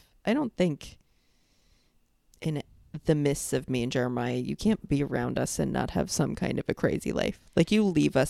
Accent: New York, United States; So then when I came here and I would be like, I'm from New York.

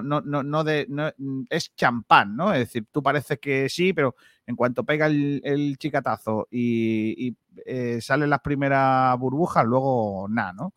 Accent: Rincón de la Victoria, Andalusia, Spain; en mi pueblo, en Rincón de la Victoria

